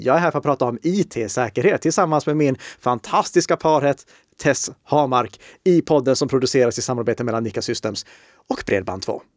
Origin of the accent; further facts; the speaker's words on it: Uppsala, Uppsala County, Sweden; Jag är född i Uppsala